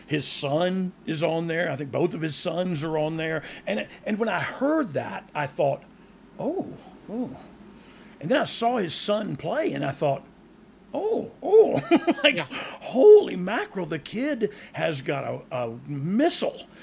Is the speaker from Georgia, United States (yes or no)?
yes; Georgia, United States; I almost live in Alabama and I'm from Georgia